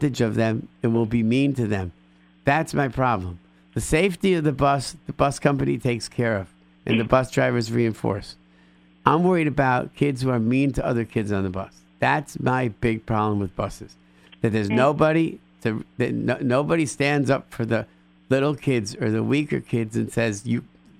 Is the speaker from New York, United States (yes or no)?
yes; Rochester, New York, United States; moved away; I grew up in Rochester, New York